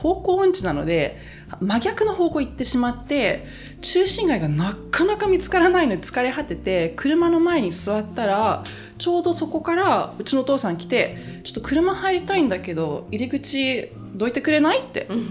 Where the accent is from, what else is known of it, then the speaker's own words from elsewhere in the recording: Croatia; 戦後のクロアチアに引っ越してきた時も